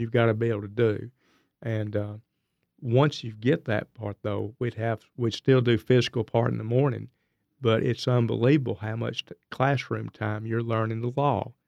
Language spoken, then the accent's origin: English; Blount County, Alabama, United States; also born or lived in Kansas; most of my life has been around Blount County is where I'm actually from, for the most part. That's where I claim